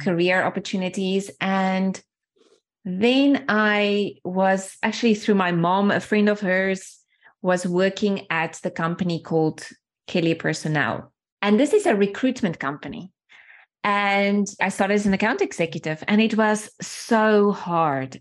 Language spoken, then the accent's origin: English; small town outside of Johannesburg, Gauteng, South Africa; first language Afrikaans; English is a second language; moved away as an adult; from where I grew up in a small, small town, really small town outside of Johannesburg, grew up in apartheid times